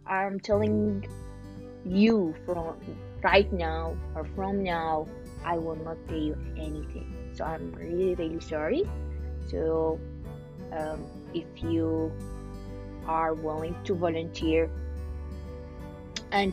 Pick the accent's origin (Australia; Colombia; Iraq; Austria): Iraq; moved away as an adult; now in Ohio, United States; I'm from Iraq